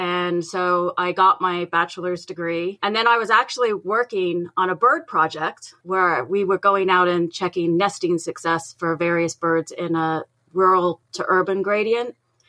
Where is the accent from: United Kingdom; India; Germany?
United Kingdom; England; I'm originally from England, but my dad worked in the aircraft industry. So we moved around a lot, almost like a military brat.